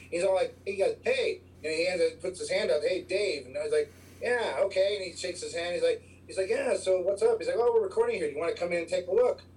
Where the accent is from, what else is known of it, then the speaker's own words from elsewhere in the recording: Chicago, Illinois, United States; moved away as an adult; now in Colorado, United States; I am born, born and raised in Chicago